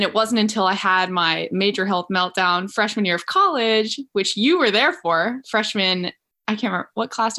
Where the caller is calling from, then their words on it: San Anselmo, California, United States; I'm calling from San Anselmo, which is about 45 minutes north of San Francisco.